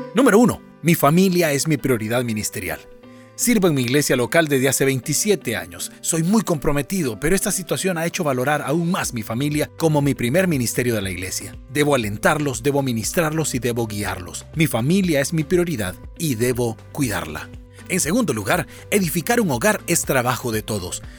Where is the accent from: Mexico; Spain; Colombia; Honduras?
Honduras; En mi país, Honduras